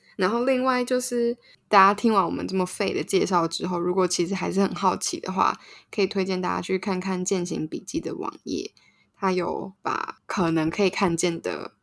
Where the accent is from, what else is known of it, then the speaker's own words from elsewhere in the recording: Taipei, Taiwan; 我们都是在全山长大的